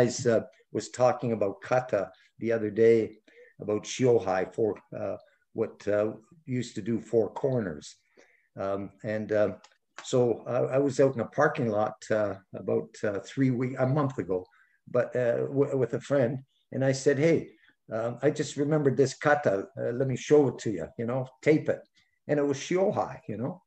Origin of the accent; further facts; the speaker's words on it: Canada; as a Canadian